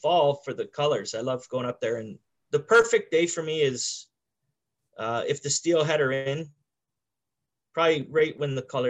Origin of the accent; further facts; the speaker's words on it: Canada; I'm from Canada.